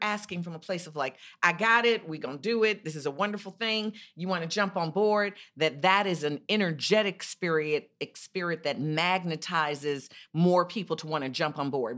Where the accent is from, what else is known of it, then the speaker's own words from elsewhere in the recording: Chicago, Illinois, United States; I'm from Chicago.